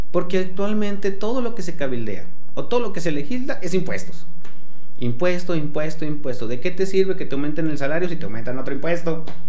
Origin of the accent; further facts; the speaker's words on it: Aguascalientes, Mexico; Los que nacimos en Aguascalientes